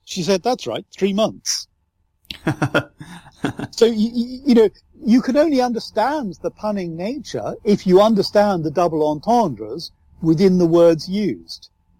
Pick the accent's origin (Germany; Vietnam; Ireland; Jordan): Ireland; I'm speaking in a flat English usage, but if you go to my home country, Ireland, and I really regret not having the Southern Irish accent, it is lyrical.